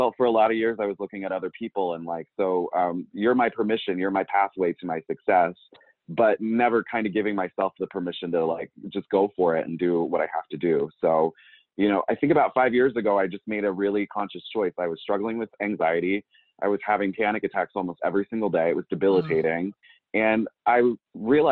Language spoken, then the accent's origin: English; York, Pennsylvania, United States; moved away; also born or lived in Pittsburgh / Georgia; I'm from York, Pennsylvania. I've kind of bounced around. I've lived out in Pittsburgh. I've lived down in Georgia for a little period of time